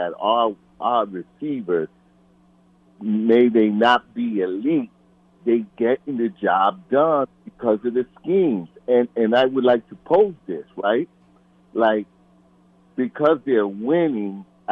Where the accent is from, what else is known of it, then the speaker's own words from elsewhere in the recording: New York City, New York, United States; now in Virginia, United States; I'm born and raised in the Bronx and now here in Virginia